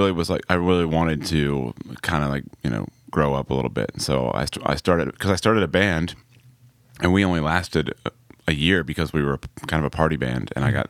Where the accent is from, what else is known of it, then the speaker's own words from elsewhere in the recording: Atlanta, Georgia, United States; I grew up in Atlanta and I played music